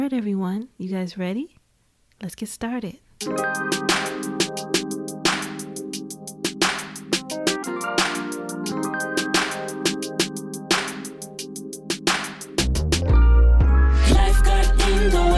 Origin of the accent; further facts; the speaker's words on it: Indiana, United States; I'm from Indiana